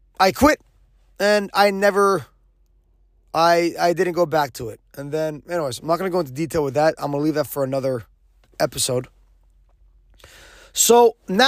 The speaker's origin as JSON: {"language": "English", "region": "Quebec", "country": "Canada", "tie": "born or raised there", "said": "I'm an English guy who's born and raised in Quebec"}